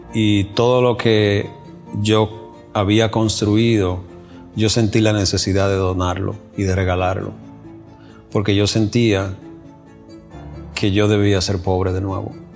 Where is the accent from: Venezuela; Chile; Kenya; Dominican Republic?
Dominican Republic; moved away as an adult; also born or lived in New York City; now in United States; llego desde la República Dominicana y llegué a la ciudad de Nueva York